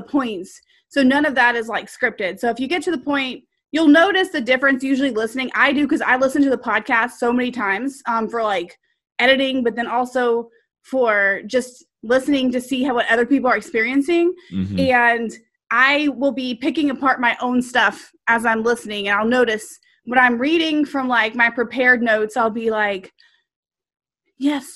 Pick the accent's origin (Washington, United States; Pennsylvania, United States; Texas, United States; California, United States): Texas, United States; accent: serious Texas